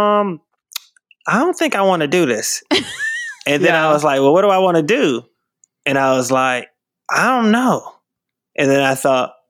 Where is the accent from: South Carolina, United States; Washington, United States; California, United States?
South Carolina, United States; moved away as an adult; now in Los Angeles, United States; I'm from South Carolina